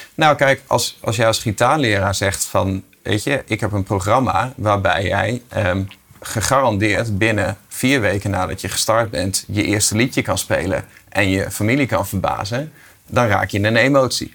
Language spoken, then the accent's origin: Dutch; Groningen, Netherlands; als Groninger word je best wel even getest